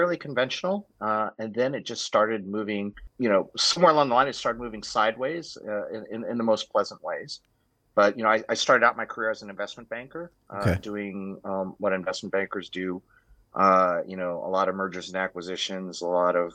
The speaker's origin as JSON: {"language": "English", "country": "United States", "tie": "born or raised there", "first_language": "English", "moved": "as an adult", "said": "I was a U.S. born Thai Chinese. So born in the U.S., studied there, like most Americans, monolingual"}